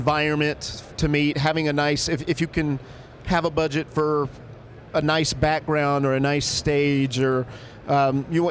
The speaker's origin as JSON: {"language": "English", "region": "Alabama", "country": "United States", "tie": "born or raised there", "moved": "yes", "lives_now": "New York, United States", "said": "I grew up in Alabama"}